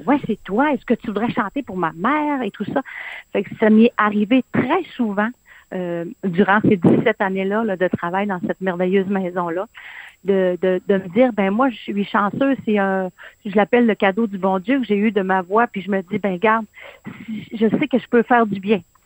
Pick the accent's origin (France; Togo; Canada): Canada; Quebec; chez nous, au Saguenay-Lac-Saint-Jean